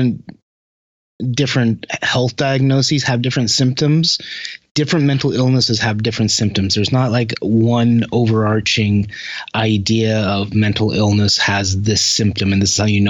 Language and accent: English; Utah, United States; I'm from Utah originally, but I'm not Mormon